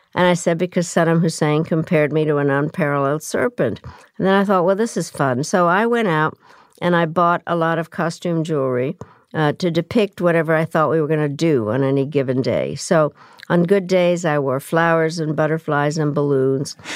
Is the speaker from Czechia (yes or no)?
yes; Czechia; moved away; also born or lived in Yugoslavia; I was born in Czechoslovakia